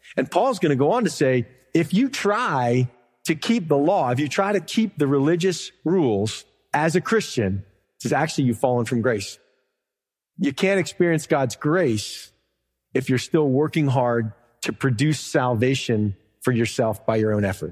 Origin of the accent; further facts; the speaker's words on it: the South, United States; I'm from America. This is my home. I understand it here. I live here. It's not just America, but I'm from the South